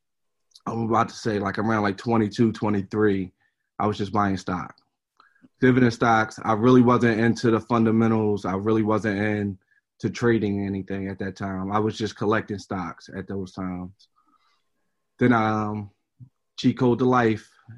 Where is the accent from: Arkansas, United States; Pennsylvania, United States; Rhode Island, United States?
Pennsylvania, United States; Philadelphia; also born or lived in West Oak Lane, Philadelphia; I grew up in the Germantown area. From the ages of, I would say, 1 through 16